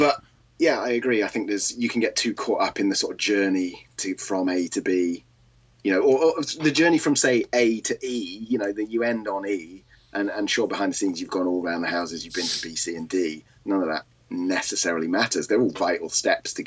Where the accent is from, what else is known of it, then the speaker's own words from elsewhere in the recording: United Kingdom; I am British. You might be able to tell from my voice